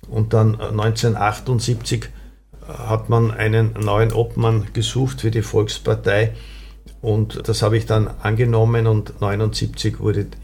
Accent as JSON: {"language": "German", "town": "Windhag", "region": "Lower Austria", "country": "Austria", "tie": "born or raised there", "said": "ich bin in Windhag aufgewachsen und das war also einfach diese Nachkriegszeit"}